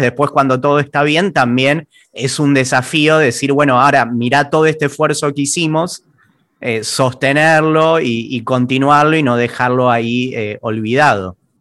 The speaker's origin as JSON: {"language": "Spanish", "country": "Argentina"}